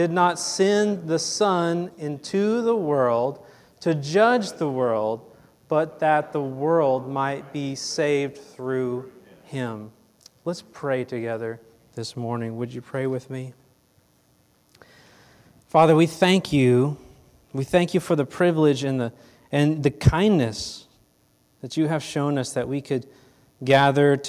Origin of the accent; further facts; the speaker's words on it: Fort Worth, Texas, United States; I was born here in Fort Worth, a local Texas guy, born and raised right here.